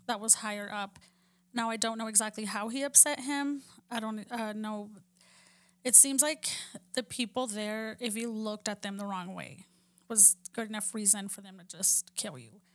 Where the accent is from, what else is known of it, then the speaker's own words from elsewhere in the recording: Texas, United States; where we grew up in Texas